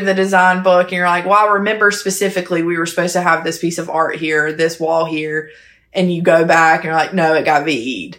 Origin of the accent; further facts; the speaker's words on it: Hemingway, South Carolina, United States; I'm from a small hometown called Hemingway, South Carolina